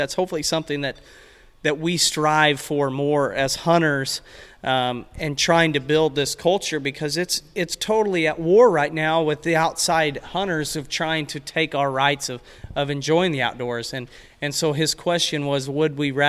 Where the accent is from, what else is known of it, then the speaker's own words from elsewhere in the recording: Missouri, United States; it's my home state, but I would always go Missouri